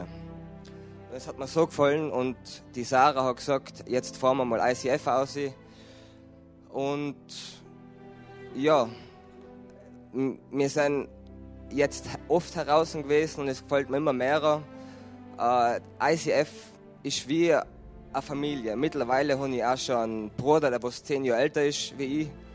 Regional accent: Tyrol, Austria; ich bin ein Tiroler

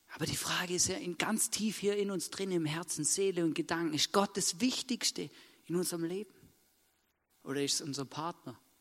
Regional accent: Vorarlberg, Austria; Vorarlberg geboren werden

